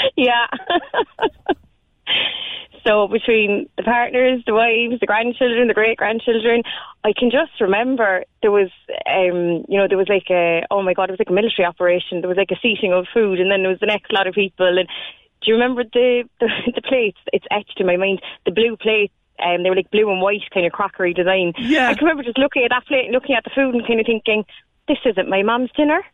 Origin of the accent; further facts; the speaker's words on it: Ballincollig, Munster, Ireland; now in Carrigaline, Ireland; I'm from Ballincollig